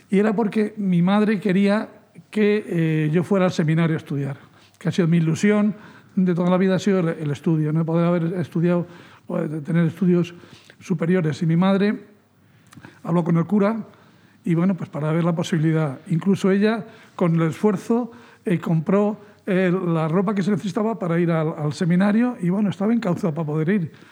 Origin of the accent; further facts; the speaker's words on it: Fuentidueña de Tajo, Community of Madrid, Spain; Yo nací a 100 metros de la plaza, mm, de la plaza Mayor, de la plaza del pueblo, en el número 2 de la bajada al río